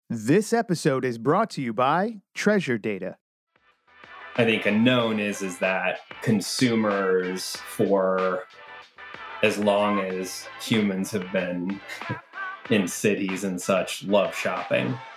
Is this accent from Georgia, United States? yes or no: yes; Atlanta, Georgia, United States; moved away as an adult; also born or lived in Boston; I grew up in Atlanta